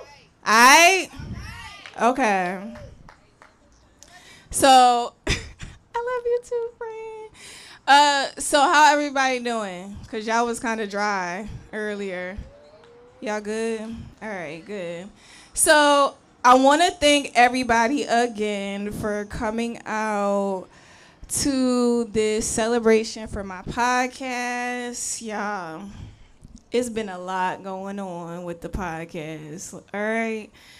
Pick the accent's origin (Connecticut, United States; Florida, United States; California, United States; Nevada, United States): Connecticut, United States; now in Houston, United States; When I first moved here to Houston, that was a challenge for me because I was coming from Connecticut.